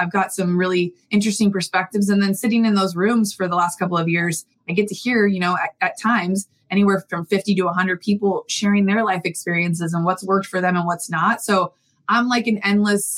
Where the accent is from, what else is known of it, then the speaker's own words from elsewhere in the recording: San Diego, California, United States; I grew up in San Diego